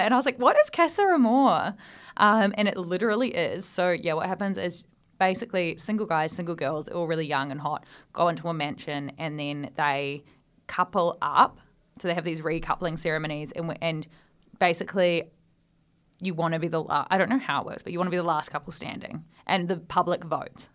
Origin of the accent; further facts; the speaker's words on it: Australia; moved away as an adult; now in United Kingdom; we sort of miss out on in Australia